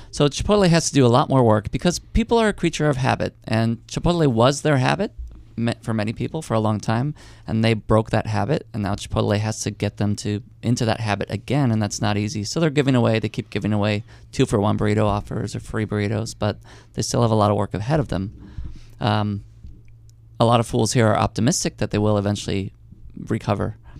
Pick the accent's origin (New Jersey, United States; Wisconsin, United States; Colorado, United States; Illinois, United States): Illinois, United States; Chicago; growing up in Chicago in the early nineties